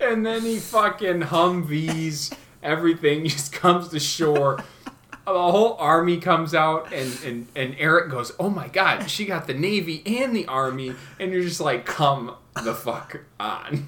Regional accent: Genoa, Wisconsin, United States; We're from Genoa, Wisconsin.

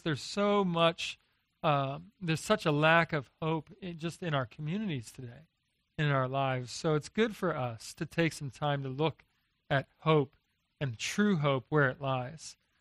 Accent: Philadelphia, Pennsylvania, United States; moved away as an adult; now in Texas, United States; I grew up in Philadelphia, uh, but I married a, uh, a Texan

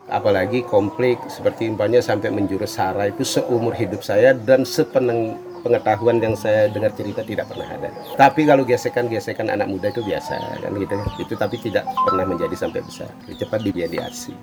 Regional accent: Bali, Indonesia; Kami orang Bali

